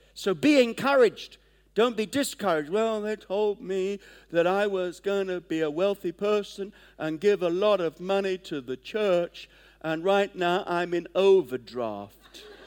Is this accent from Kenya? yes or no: yes; Kenya; moved away; I was born in Kenya